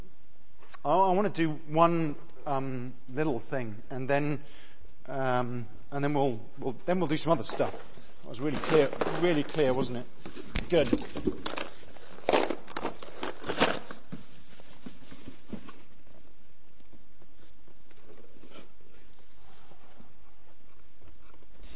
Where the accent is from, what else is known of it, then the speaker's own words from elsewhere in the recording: Exeter, South West England, United Kingdom; nice university town of Exeter, like me, with two medics as parents